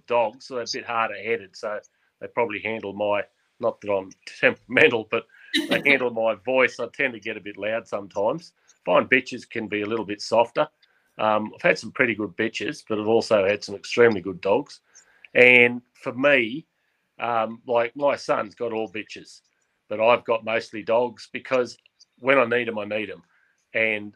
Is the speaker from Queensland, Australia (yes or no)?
no; Goulburn, New South Wales, Australia; also born or lived in Cowra, Australia; now in Woodstock, Australia; I was born in Goulburn, and my father had a property between Oberon and Taralga down in the hill country